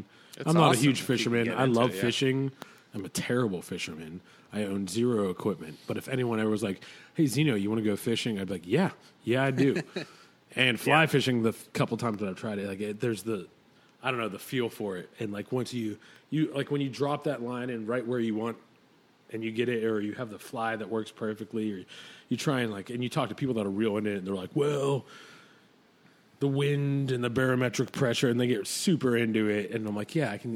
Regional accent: Pittsburgh, Pennsylvania, United States; I'm from Pittsburgh. We put French fries in there

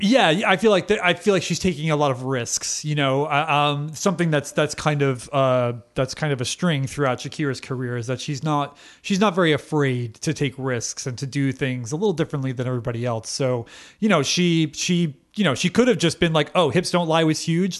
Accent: United States; we're American

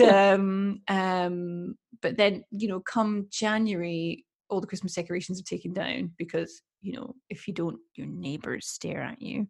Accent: Edinburgh, Scotland, United Kingdom; now in Sweden; I come from Scotland. I come from Edinburgh.

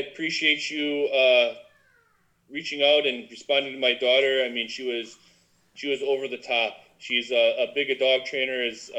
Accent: Wisconsin, United States; I'm from Wisconsin.

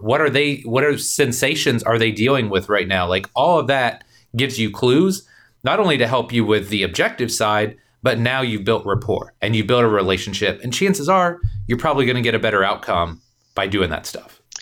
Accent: Indiana, United States; I came from Indiana

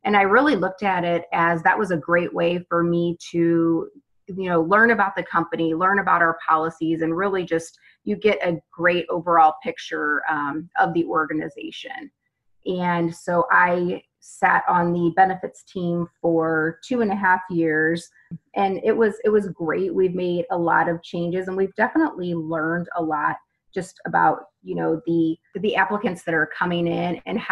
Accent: St. Louis, Missouri, United States; I am from St. Louis, Missouri

